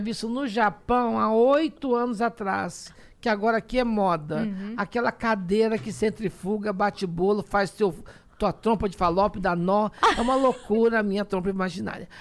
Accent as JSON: {"language": "Portuguese", "town": "Poços de Caldas", "region": "Minas Gerais", "country": "Brazil", "tie": "born or raised there", "also_born_or_lived": "Machado", "moved": "yes", "lives_now": "São Paulo, Brazil", "said": "eu fui para posse de Caldas com oito anos"}